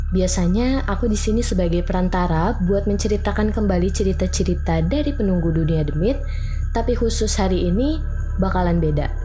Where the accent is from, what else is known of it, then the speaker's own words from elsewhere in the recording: Belitung, Bangka Belitung Islands, Indonesia; Asalnya dari Belitung.